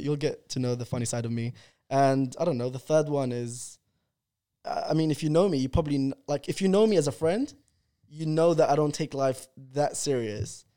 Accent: London, United Kingdom; English is a second language; I came to London in two thousand and two. I went to primary school and I didn't speak English

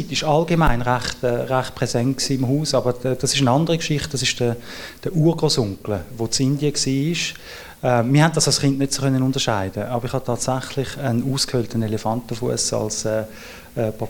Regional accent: Switzerland; Ähm, ich bin als, äh, als Schweizer und dann als Gymnasiast äh, wirklich doppelt in der Minderheit gewesen.

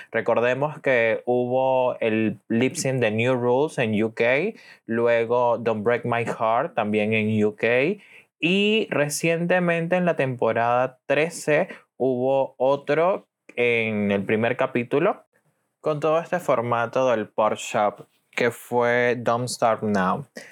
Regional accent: Venezuela; soy de Venezuela

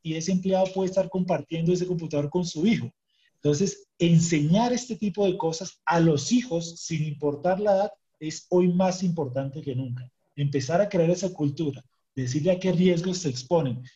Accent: Colombia; en mi país, en Colombia

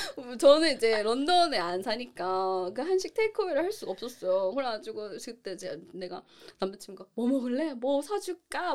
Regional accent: South Korea; moved away as an adult; also born or lived in Singapore; now in United Kingdom; 제가 이제 한국인이기 때문에 그 한국인이라는 걸 먹고 들어간다는

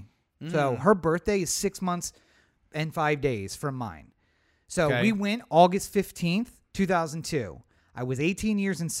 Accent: Maryland, United States; accent: Maryland; I did everything I could to kill my Maryland accent so that no one would know I was from Maryland.

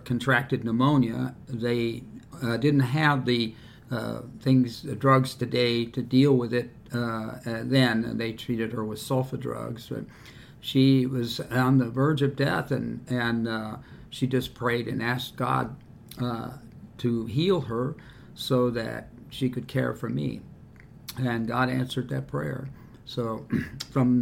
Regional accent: New York City, New York, United States; moved away as an adult; now in Miamisburg, United States; I was born in New York City in 1940.

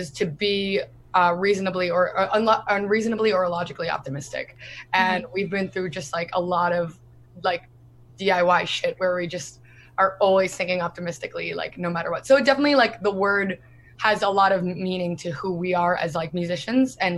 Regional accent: New Jersey, United States; we're from New Jersey

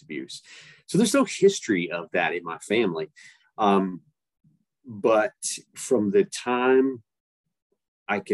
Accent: East Tennessee, United States; I grew up in East Tennessee

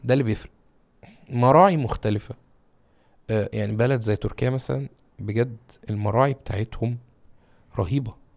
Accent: Egypt; عندنا في مصر

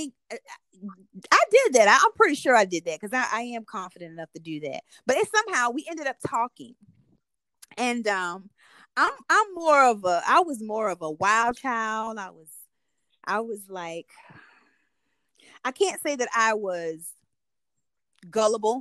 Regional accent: Salters, South Carolina, United States; also born or lived in Greeleyville, South Carolina; I grew up in Salter, South Carolina.

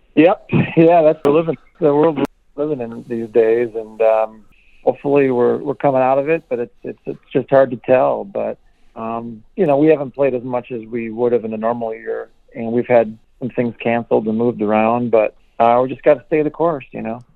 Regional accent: Milwaukee, Wisconsin, United States; we're from Milwaukee

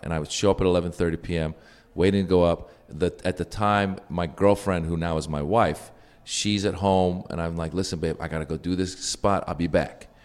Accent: Northern California, United States; I grew up in Northern California

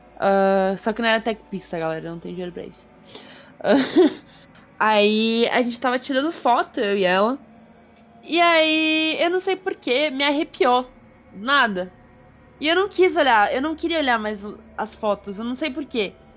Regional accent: South Region, Brazil; eu sou sulista

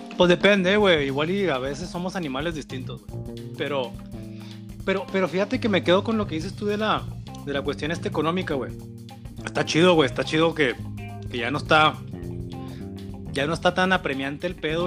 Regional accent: northern Mexico, Mexico

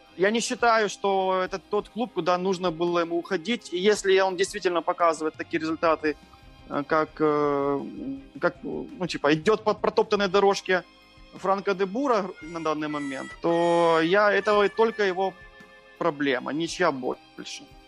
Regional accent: Chernihiv, Chernihiv Oblast, Ukraine; мы из Украины

